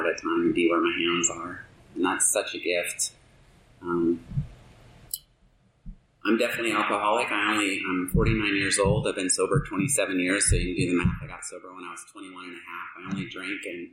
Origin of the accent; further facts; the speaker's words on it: the South, United States; also born or lived in Alabama / Georgia; now in Alaska, United States; I grew up in Alabama and Georgia